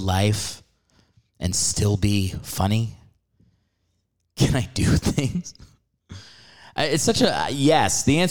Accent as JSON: {"language": "English", "town": "New York City", "region": "New York", "country": "United States", "moved": "as an adult", "lives_now": "Los Angeles, United States", "said": "I'm from New York, and I used to perform at Broadway Comedy Club there in the city"}